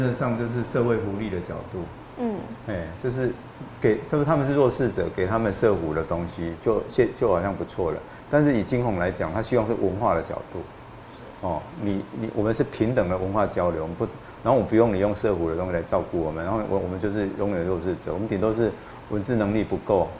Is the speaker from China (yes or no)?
no; Taiwan; 像我们台湾人的劳雇关系一样就好了。